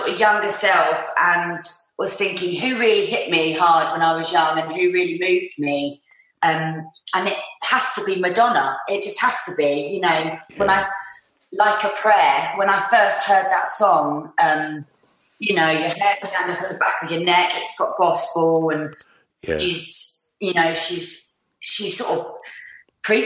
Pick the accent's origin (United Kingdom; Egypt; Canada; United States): United Kingdom; London; growing up in North London